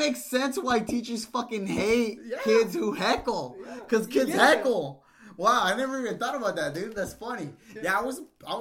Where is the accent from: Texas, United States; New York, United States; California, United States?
California, United States; Southern; born or raised there; also born or lived in Mexico